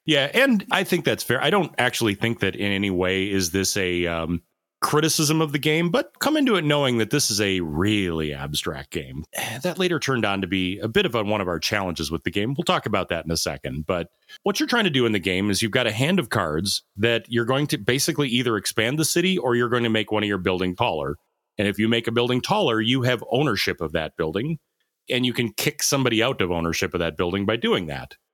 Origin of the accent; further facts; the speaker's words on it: United States; as an American